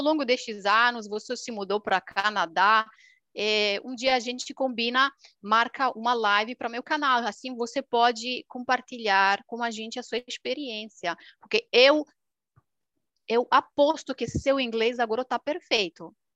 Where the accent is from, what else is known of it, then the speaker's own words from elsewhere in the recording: Romania; Portuguese is a second language; now in Milan, Italy; Aqui é uma romena, romena da Romênia, país do leste